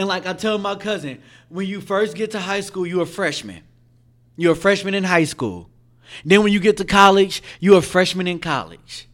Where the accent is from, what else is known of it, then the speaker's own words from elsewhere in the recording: Richmond, California, United States; I was raised in Central, Central Richmond, the deep sea to be specific, nickel block, fifth and eleven.